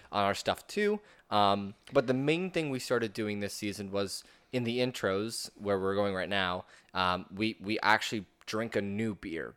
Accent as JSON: {"language": "English", "area": "Norfolk County", "region": "Ontario", "country": "Canada", "tie": "born or raised there", "moved": "yes", "said": "back in my hometown, uh, around Norfolk County"}